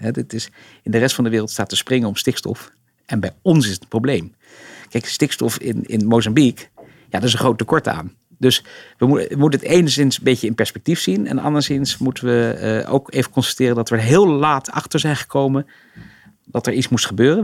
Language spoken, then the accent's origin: Dutch; Rotterdam, South Holland, Netherlands; we zijn natuurlijk opgegroeid in Rotterdam